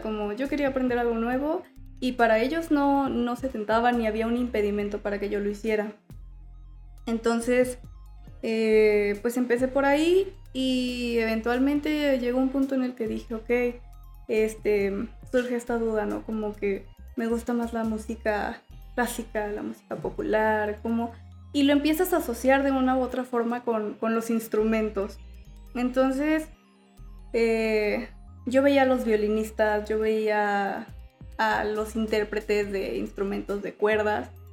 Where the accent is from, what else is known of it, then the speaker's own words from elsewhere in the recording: León, Guanajuato, Mexico; soy de aquí de León.